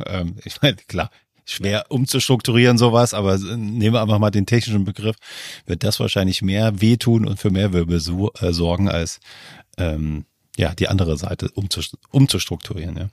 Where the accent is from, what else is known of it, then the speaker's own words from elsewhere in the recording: Germany; in Deutschland aufgewachsen